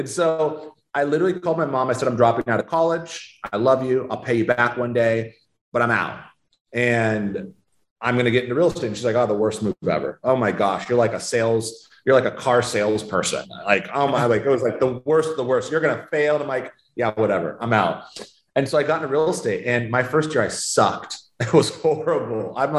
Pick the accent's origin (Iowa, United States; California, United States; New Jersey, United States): California, United States; Sacramento; Sacramento, California.